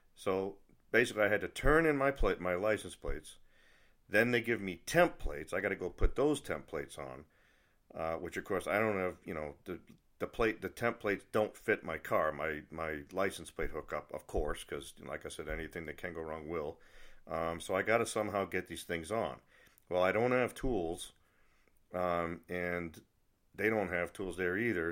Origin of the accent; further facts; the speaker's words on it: New England, United States; I'm from New England, and one thing about people from New England, we're not happy unless we have something to complain about